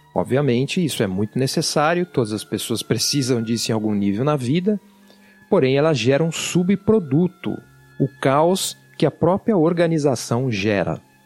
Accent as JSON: {"language": "Portuguese", "region": "São Paulo", "country": "Brazil", "tie": "born or raised there", "accent": "paulistano", "said": "Eu não sei se você já percebeu pelo meu sotaque, mas eu sou paulistano. E eu estudei em escola pública, lá em São Paulo"}